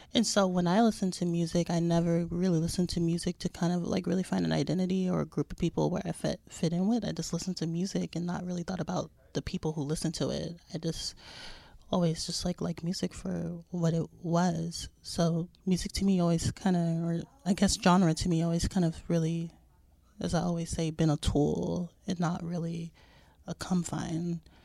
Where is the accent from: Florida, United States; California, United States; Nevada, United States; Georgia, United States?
Nevada, United States; Las Vegas; moved away as an adult; now in New York, United States; growing up in Vegas